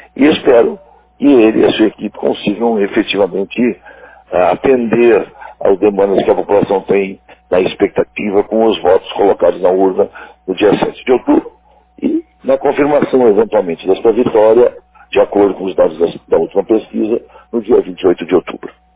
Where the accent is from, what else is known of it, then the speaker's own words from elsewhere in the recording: Campo Bom, Rio Grande do Sul, Brazil; eu que sou de Campo Bom, onde fui vereador diversas vezes, prefeito diversas vezes